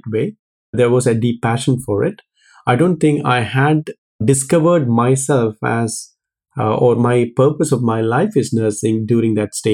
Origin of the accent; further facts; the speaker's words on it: Kerala, India; moved away as an adult; now in United Kingdom; I was born in South India in a place called Kerala.